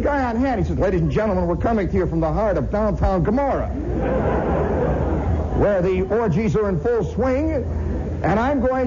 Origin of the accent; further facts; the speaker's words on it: Indiana, United States; I'm from Indiana.